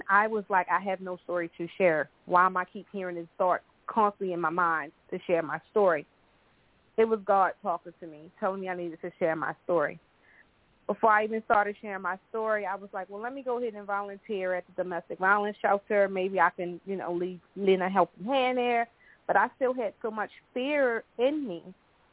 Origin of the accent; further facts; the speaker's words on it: Baltimore, Maryland, United States; now in Charlotte, United States; I'm originally from Baltimore, Maryland, and I currently live in Charlotte, North Carolina